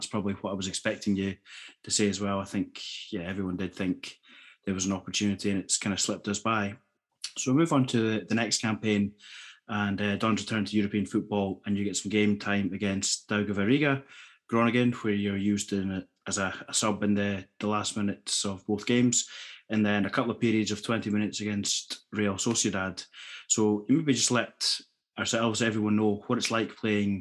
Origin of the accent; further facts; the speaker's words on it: Scotland, United Kingdom; When we're all from Scotland